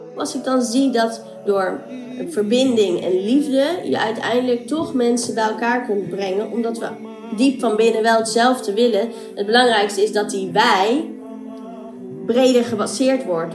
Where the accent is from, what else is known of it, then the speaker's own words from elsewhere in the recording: Amstelveen, North Holland, Netherlands; also born or lived in Colombo, Sri Lanka; now in Amsterdam, Netherlands; ik ben geboren in Sri Lanka, Colombo. En ehm, ik ben geadopteerd, dus ik ben opgegroeid in Amstelveen in Nederland.